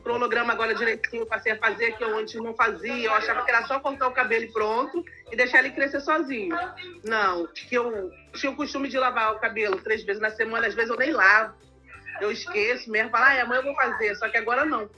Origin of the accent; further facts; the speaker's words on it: São João de Meriti, Rio de Janeiro, Brazil; Eu sou do de São João de Meriti, Rio de Janeiro